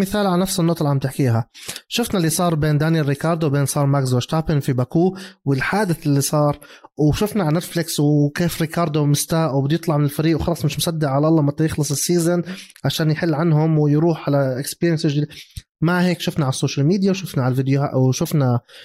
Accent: Jordan; also born or lived in Mexico; انا احمل جنسيه المكسيك بس انا اردني انا عندي دبل ناشوناليتيز

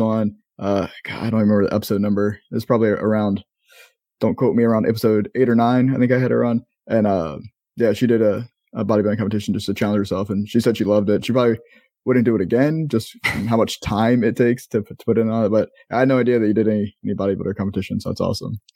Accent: Maryland, United States; moved away as an adult; now in Florida, United States; we're both from Maryland, um, you still live in Maryland, I know you're, you're eventually leaving, and I've, haven't lived in Maryland for going on ten years now, um, I'm down in Florida, but I spent twenty plus years of my life there

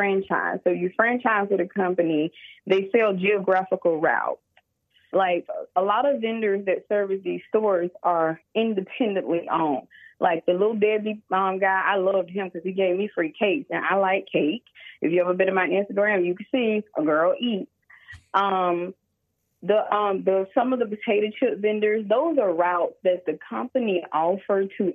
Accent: Bessemer, Alabama, United States; I live in Alabama, born and raised in Bessemer

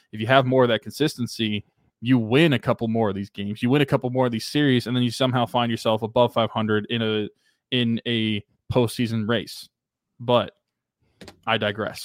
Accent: Pennsylvania, United States; now in Oklahoma, United States; my hometown areas

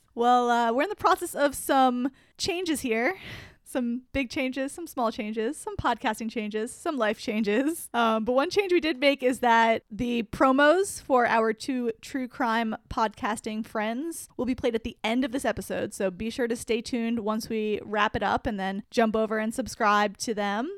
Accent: New Jersey, United States; growing up in New Jersey

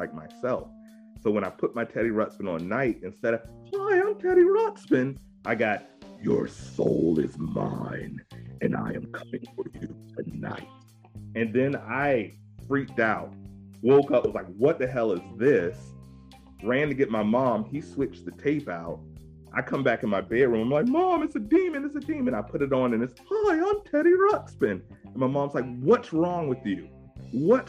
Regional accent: Virginia Beach, Virginia, United States; I'm from Virginia Beach

